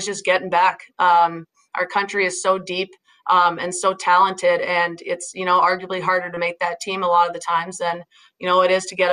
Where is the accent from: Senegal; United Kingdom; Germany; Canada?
Canada; Newcastle, Ontario; moved away as an adult; now in Boston, United States; growing up in Newcastle was such a huge part of my journey.